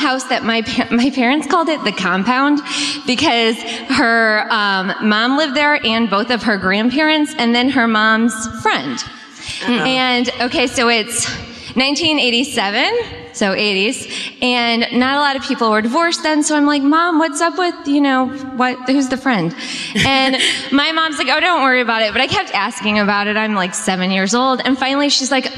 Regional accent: Creve Coeur, Missouri, United States; I'm actually from Crève Coeur

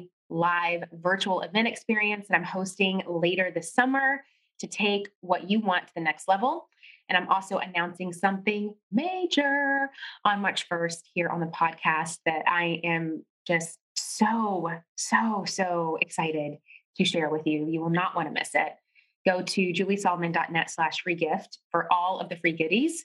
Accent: Tennessee, United States; also born or lived in New York City; when I got back home to Tennessee

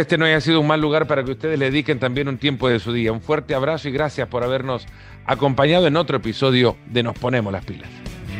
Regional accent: El Salvador; Yo siendo salvadoreño

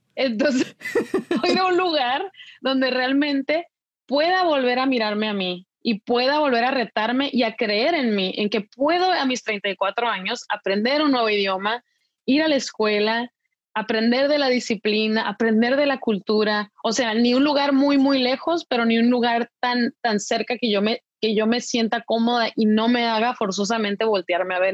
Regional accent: Mexico; also born or lived in United States; now in Paris, France; en México, de donde yo soy

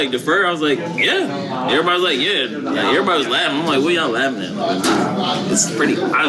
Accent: Charlotte, North Carolina, United States; moved away; I don't think Coach knew I was from Charlotte

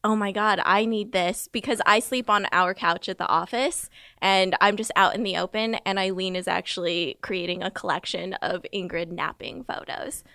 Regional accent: Southern California, United States; I grew up in Southern California, about forty miles southeast of L

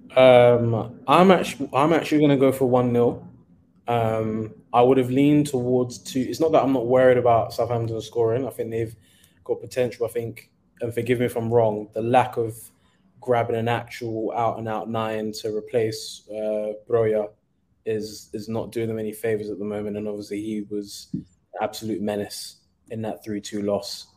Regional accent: Nigeria; being a Nigerian

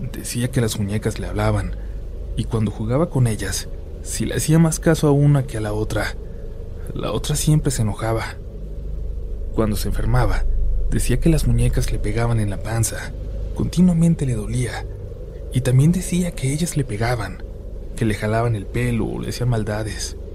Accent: Cuernavaca, Morelos, Mexico; Yo soy de Cuernavaca, Morelos, y nos tocaba encuestar una colonia que conectaba con otro municipio del estado.

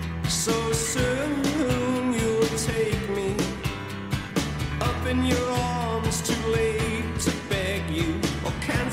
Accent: Winnipeg, Manitoba, Canada; also born or lived in England / Belgium / Vancouver; now in Los Angeles, United States; And then back to Canada, where I was from, Winnipeg, and then Vancouver

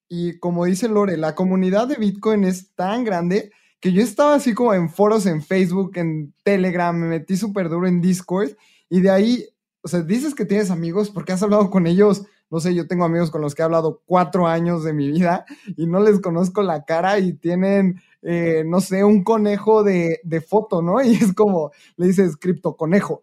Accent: Mexico

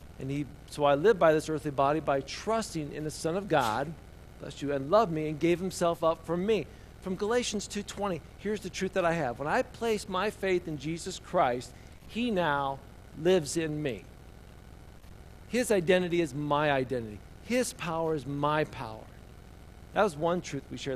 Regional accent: Indiana, United States; a boy growing up in Indiana

